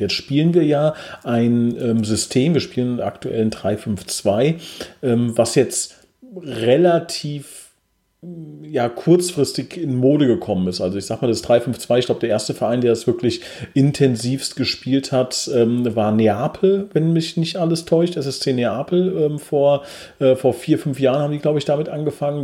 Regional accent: Oberbrechen, Hesse, Germany; ich komme aus Oberbrechen

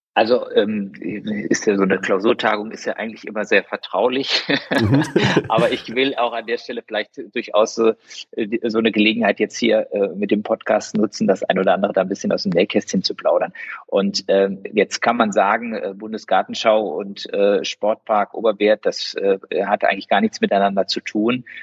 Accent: Koblenz, Rhineland-Palatinate, Germany; also born or lived in Oldenburg / Marburg / Mainz; geboren bin ich wirklich in Horchheim, also äh, in Koblenz, bin ein echter Schengel, äh, bin dann äh, zwar äh, auch in Lahnstein zur Schule gegangen, habe aber in Koblenz immer gewohnt.

